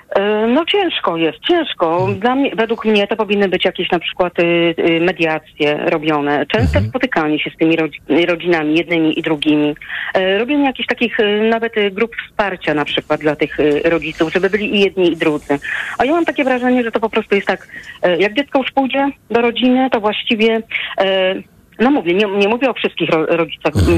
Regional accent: Łódź, Łódź Voivodeship, Poland; u nas w Łodzi

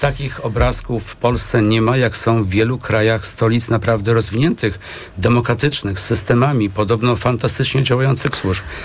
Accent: Masovian Voivodeship, Poland; jestem akurat z Mazowsza

